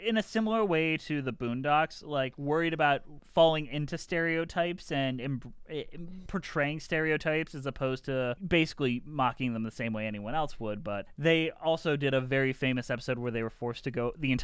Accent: Detroit, Michigan, United States; I grew up in Detroit

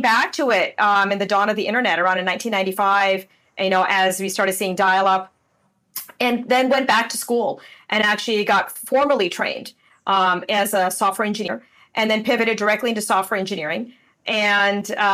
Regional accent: Windsor, Ontario, Canada; moved away as an adult; also born or lived in San Diego, United States; now in Puerto Rico; I grew up in Windsor, Ontario, in Canada. So I'm still a Canadian.

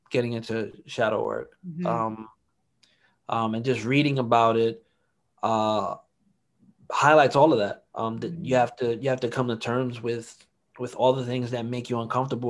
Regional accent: New York City, New York, United States; also born or lived in Harlem, New York / Washington Heights, Manhattan; We moved to the Bronx when I was about six

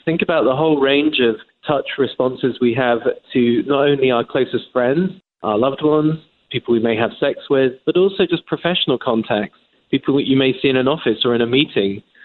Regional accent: England, United Kingdom; accent: English; moved away as an adult; now in United States; As an Englishman, as you can tell by my accent

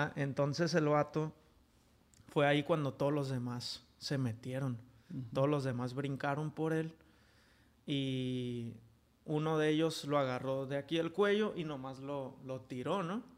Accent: Tijuana, Baja California, Mexico; Yo de aquí de Tijuana

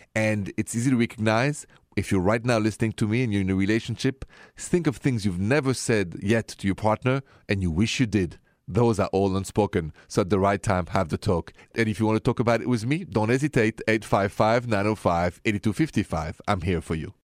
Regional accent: Paris, Île-de-France, France; accent: French; English is a second language; moved away; my accent, if it's the first time you hear this show, is French, straight from Paris.

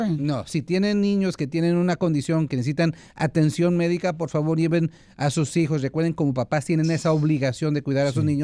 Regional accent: El Salvador; es el salvadoreño que yo soy de Zulutambo.

